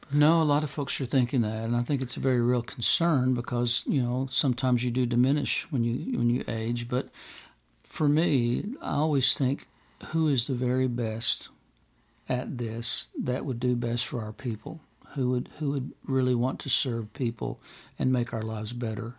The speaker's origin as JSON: {"language": "English", "country": "United States", "said": "me as an American"}